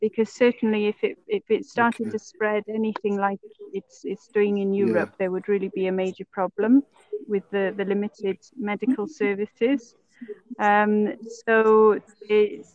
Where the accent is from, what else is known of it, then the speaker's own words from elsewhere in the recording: Mid Wales, United Kingdom; moved away as an adult; also born or lived in Brecon; now in Uganda; I'm from Mid Wales. I grew up in Mid Wales